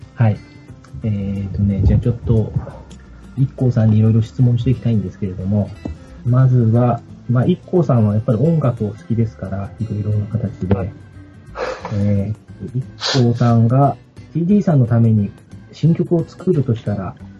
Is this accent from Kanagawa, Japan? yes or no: no; Ibaraki, Japan; 僕茨城なんですけど